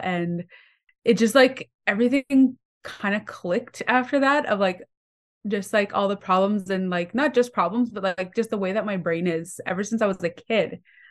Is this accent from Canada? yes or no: yes; Manitoba, Canada; So I'm Cree from Missipi State Cree Nation. I grew up pretty much moving all over Manitoba, all the northern communities.